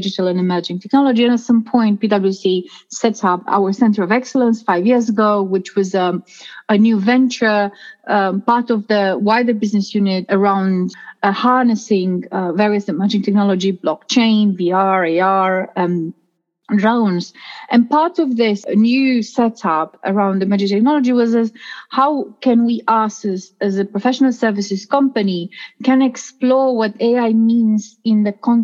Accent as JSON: {"language": "English", "country": "Romania", "moved": "yes", "said": "in my home country, in Romania"}